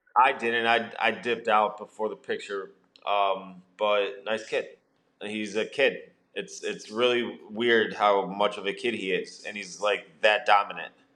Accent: West Suburbs of Chicago, Illinois, United States; I was from the West Burbs

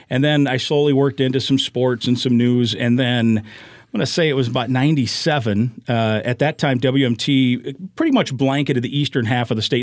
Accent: Manchester, Iowa, United States; moved away as an adult; also born or lived in St. Louis; now in Twin Cities, United States; My hometown, Manchester, is about forty miles or so from Cedar Rapids

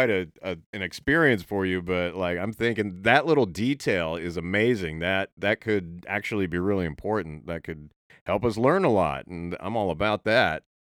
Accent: Oregon, United States; born there; I was born in Oregon, but I didn't I didn't I haven't lived in the area much throughout my life

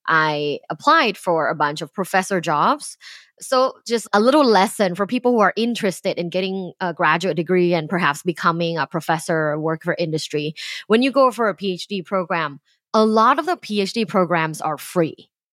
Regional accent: Thailand; moved away as an adult; now in United States; I'm from Thailand. I moved here for graduate school.

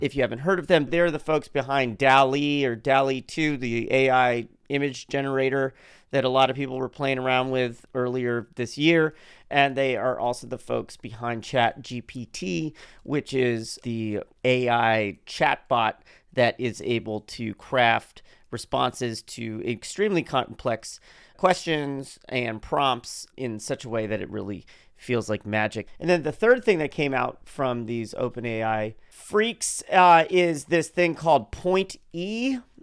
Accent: United States; I am dutifully playing my role as an American

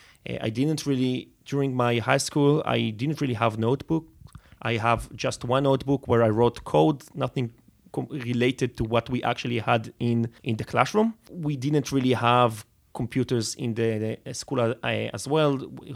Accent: Netanya, Central District, Israel; So I grew up in Netanya. Netanya is like 30 kilometers north of Tel Aviv.

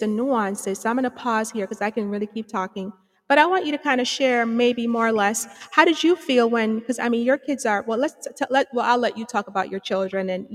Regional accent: Jamaica; moved away; I'm from Antigua Bay, Jamaica. I mean, I have some education, you know, across the waters there and some here

